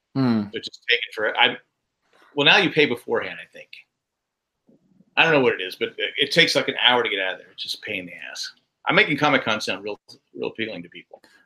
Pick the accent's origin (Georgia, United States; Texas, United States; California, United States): California, United States; San Diego; growing up in Cal, you know, San, San Diego, it's sunny year round